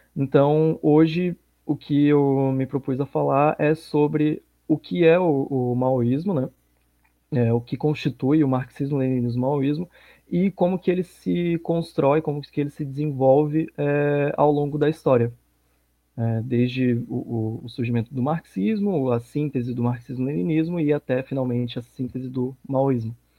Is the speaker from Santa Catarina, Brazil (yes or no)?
yes; Florianópolis, Santa Catarina, Brazil; Eu sou aqui de Floripa, Santa Catarina